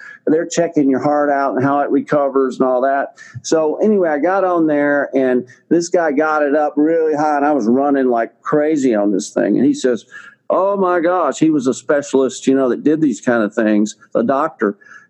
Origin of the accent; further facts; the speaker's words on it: Texas, United States; accent: Texas drawl; I am a Texan. You can probably tell from my little bit of my Texas drawl that I've got left, but I was living in Texas and north of Houston, Texas